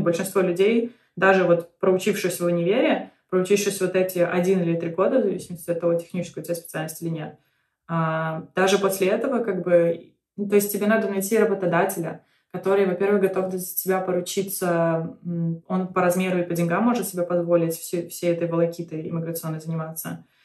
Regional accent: Belarus; now in United States; в Беларуси, то есть откуда я родом

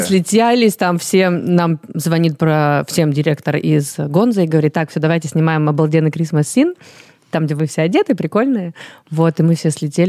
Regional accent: Russia; also born or lived in Paris; я русская

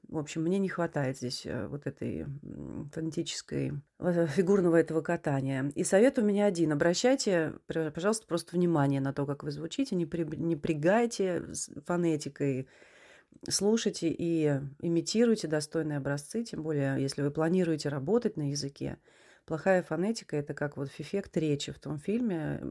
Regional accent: Russia; moved away as an adult

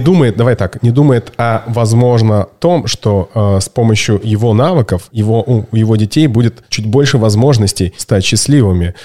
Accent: Barnaul, Altai Krai, Russia; в Барнауле, в моем родном городе

